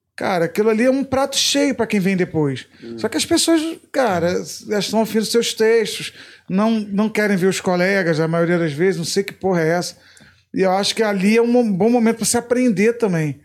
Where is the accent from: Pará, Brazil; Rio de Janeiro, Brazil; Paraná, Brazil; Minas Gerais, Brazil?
Rio de Janeiro, Brazil; Macaé; also born or lived in Niterói; Eu fui criado em Macaé. Criado em Niterói, depois pra Macaé, eu me considero mais macaense até do que niteroense